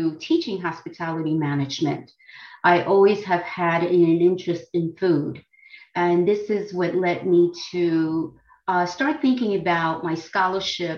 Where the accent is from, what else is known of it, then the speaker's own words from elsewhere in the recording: Dominican Republic; now in United States; I come from the Dominican Republic